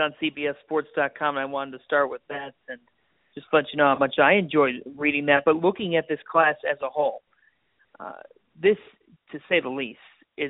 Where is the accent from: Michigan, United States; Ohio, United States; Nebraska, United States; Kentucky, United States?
Ohio, United States; Cleveland; You were in Cleveland, and you know what? You took some time out of your very busy schedule in actually my hometown.